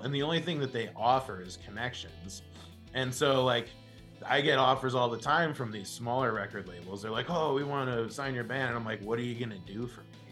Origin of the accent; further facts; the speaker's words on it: Denver, Colorado, United States; my hometown